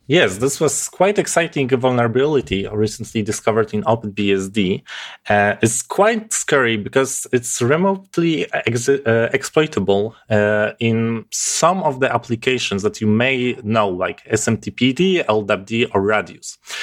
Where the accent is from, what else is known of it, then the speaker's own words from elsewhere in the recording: Poland; English is a second language; I'm from Poland, so my accent may be quite, uh, different than you used to.